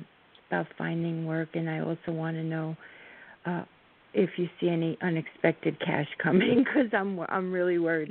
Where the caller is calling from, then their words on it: New Jersey, United States; I'm calling from New Jersey.